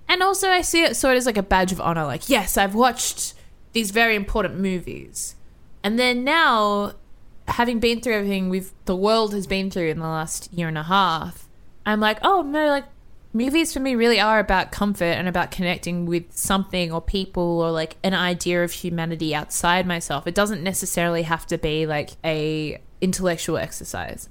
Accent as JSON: {"language": "English", "country": "Australia", "said": "I'm an Aussie girl in Mexico City"}